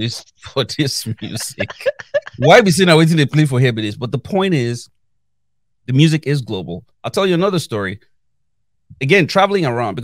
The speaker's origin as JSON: {"language": "English", "town": "Kaduna", "region": "Kaduna State", "country": "Nigeria", "tie": "born or raised there", "also_born_or_lived": "Zaria, Nigeria / Lagos, Nigeria", "moved": "as an adult"}